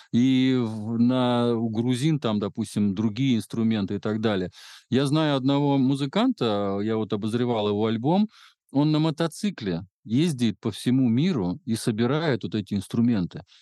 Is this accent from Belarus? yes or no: yes; Belarus